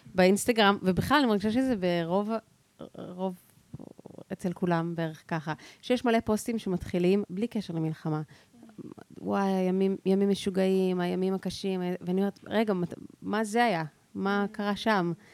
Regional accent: Central District, Israel; אני סתם מהמרכז

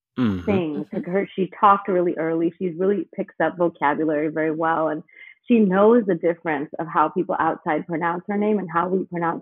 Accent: Detroit, Michigan, United States; born or raised there; also born or lived in India; now in Los Angeles, United States

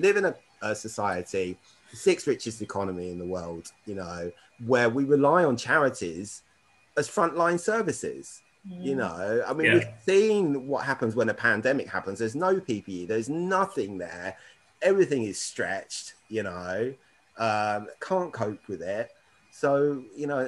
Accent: Berkshire, South East England, United Kingdom; now in London, United Kingdom; I grew up in Berkshire, I've lived all around the UK

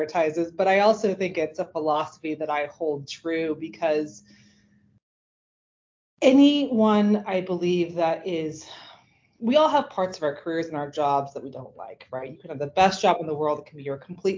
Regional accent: Silicon Valley, California, United States; now in Austin, United States; I grew up, actually was born and raised in Silicon Valley

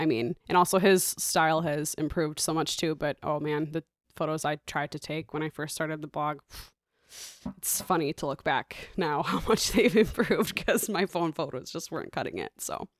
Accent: Traverse City, Michigan, United States; now in Chicago, United States; Traverse City, Michigan. Yes. So I've been here in Chicago for like 7.5 years.

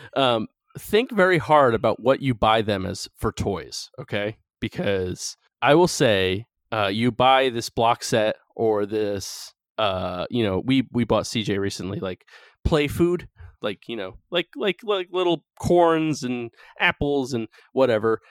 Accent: North Carolina, United States; moved away; my home state of North Carolina

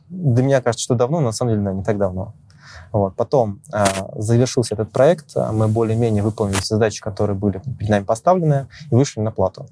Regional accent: Moscow Oblast, Russia; Родился я в Подмосковье.

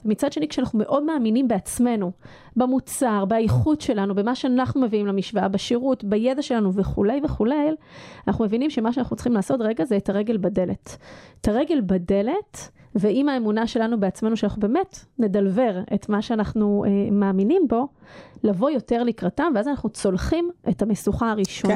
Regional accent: Israel

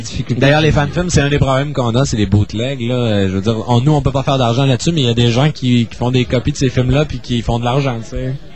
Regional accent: Chicoutimi, Quebec, Canada; also born or lived in Toronto; je suis né à Toronto pendant les études de mon père, mais disons que de façon générale, là, j'ai toujours demeuré à Chicoutimi

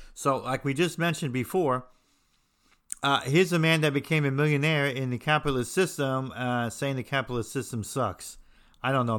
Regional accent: New Jersey, United States; moved away; I'm from New Jersey

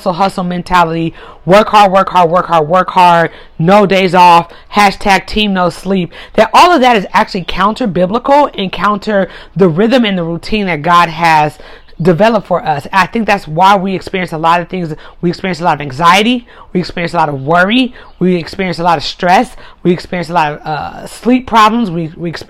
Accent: United States; I'm in America, I'm American

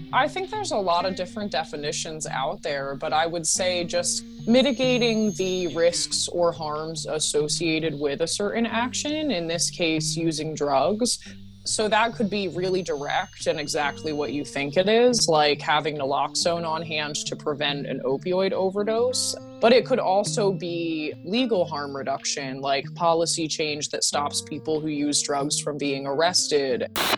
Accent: Stroudsburg, Pennsylvania, United States; moved away as an adult; now in Pittsburgh, United States; my hometown of Stroudsburg, Pennsylvania

